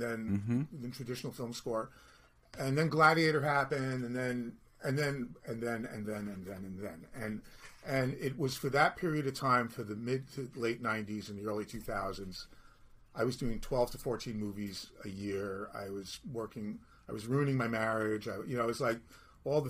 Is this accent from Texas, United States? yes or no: no; New York City, New York, United States; I'm from Brooklyn